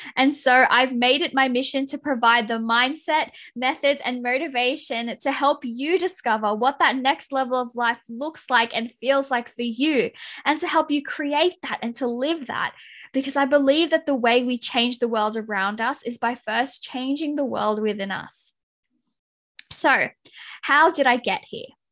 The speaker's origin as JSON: {"language": "English", "country": "Philippines", "said": "being the Filipino that I am"}